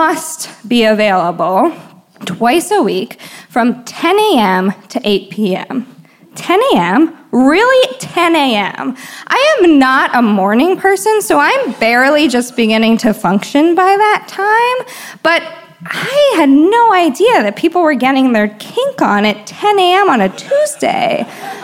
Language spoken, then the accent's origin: English; Washington, District of Columbia, United States; now in San Francisco, United States; I'm originally from Washington, D.C.